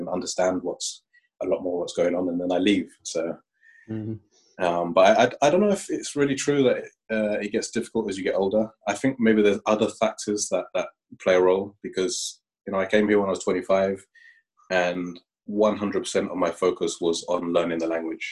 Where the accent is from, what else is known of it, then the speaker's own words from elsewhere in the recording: London, United Kingdom; moved away as an adult; now in Aarhus, Denmark; I come from London